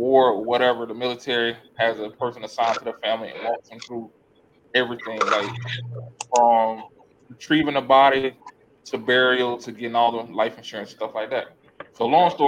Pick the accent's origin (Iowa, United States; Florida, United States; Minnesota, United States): Florida, United States; South; I'm from South Florida